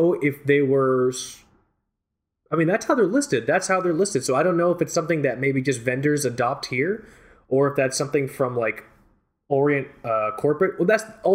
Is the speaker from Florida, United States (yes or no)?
yes; Fort Lauderdale, Florida, United States; I grew up in Fort Lauderdale Beach